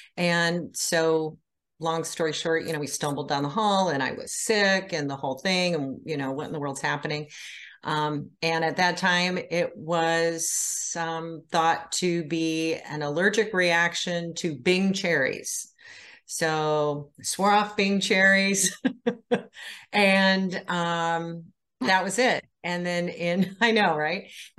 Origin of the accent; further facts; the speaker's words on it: Iowa, United States; now in Indiana, United States; Well, I live in Indiana. I'm originally from Iowa. Moved around the country a lot and landed here.